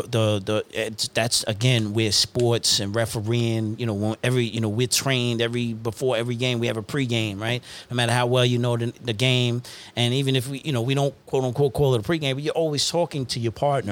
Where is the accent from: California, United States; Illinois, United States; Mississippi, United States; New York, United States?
New York, United States; also born or lived in Uniondale / Hempstead; I'm from New York